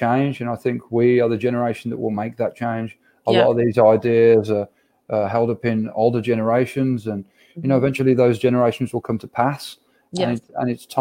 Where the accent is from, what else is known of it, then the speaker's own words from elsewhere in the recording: Birmingham, West Midlands, United Kingdom; accent: thick Birmingham; my thick Birmingham accent